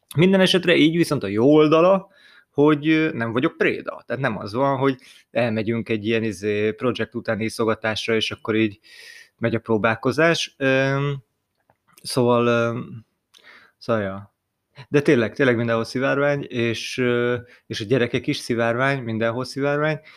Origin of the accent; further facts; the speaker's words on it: Hungary; mi magyarok vagyunk